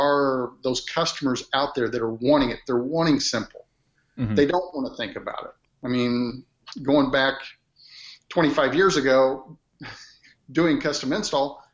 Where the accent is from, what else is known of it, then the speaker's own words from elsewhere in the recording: Midwest, United States; accent: Midwest; growing up in the Midwest and I have that Midwest accent